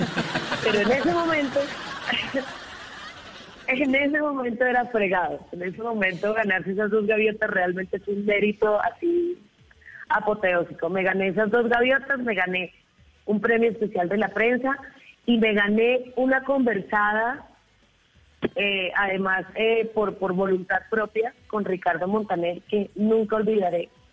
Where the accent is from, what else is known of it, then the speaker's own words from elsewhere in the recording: Cartagena, Bolívar, Colombia; me crié en Cartagena, porque tengo familia costeña